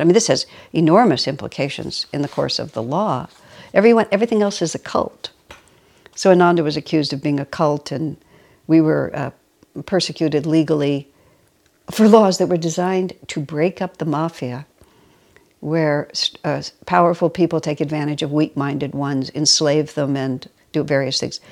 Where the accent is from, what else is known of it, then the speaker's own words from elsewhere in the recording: United States; first language English; I was born and raised in America, only speak English, and have only lived in this country